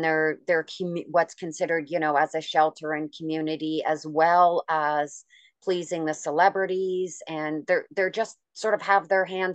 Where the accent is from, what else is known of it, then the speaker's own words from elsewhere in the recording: Canada; I'm Canadian